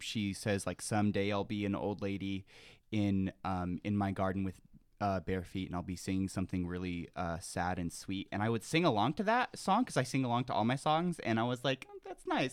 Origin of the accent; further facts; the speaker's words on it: Tehachapi, California, United States; moved away; I'm from, um, I'm from Tashpee, California. Um, it's a very small, uh, conservative town.